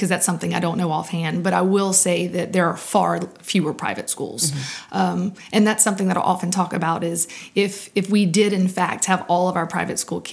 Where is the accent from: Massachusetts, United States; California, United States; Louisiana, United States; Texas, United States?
Louisiana, United States; Big Lake; also born or lived in Lafayette, Louisiana; I grew up in Big Lake in Cameron Parish